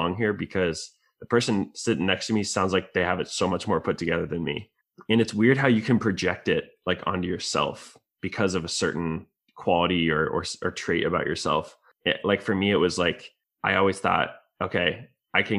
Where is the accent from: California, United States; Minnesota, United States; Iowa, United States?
Iowa, United States; Iowa City; growing up in Iowa City